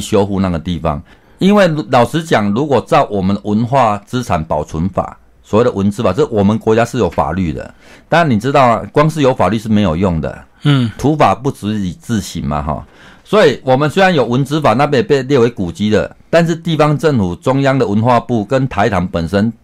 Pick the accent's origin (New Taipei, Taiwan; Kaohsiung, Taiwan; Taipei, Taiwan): Kaohsiung, Taiwan; Qiaotou; 我们从小在这边长大